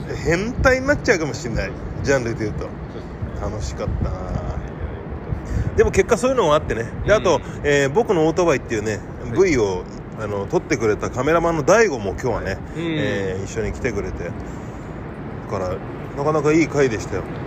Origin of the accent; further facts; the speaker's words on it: Yokohama, Kanagawa, Japan; 地元、地元の横浜の